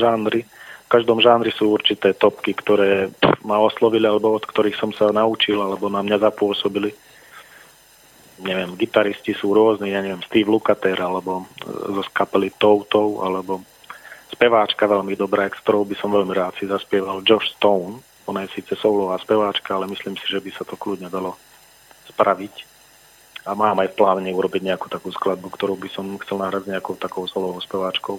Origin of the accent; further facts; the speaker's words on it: Fiľakovo, Banská Bystrica Region, Slovakia; also born or lived in Lučenec; ja pochádzam z Filakova, ale narodil som sa v Lučenci